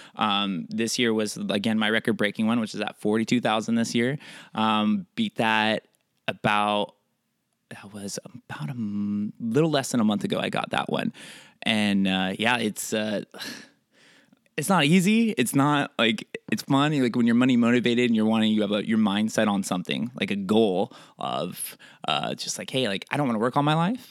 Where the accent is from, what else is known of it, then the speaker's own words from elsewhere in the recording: Oregon, United States; I'm from Oregon.